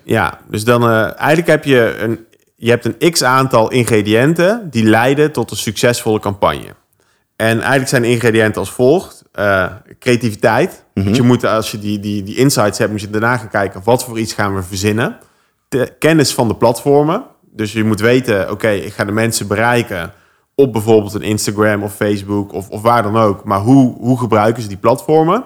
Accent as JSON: {"language": "Dutch", "town": "Oss", "region": "North Brabant", "country": "Netherlands", "moved": "yes", "said": "Ik kom oorspronkelijk uit Os"}